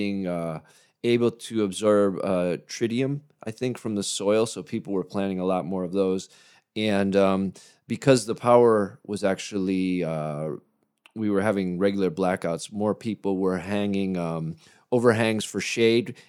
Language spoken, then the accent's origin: English; Chiba, Japan; In Chiba, oh dear, my hometown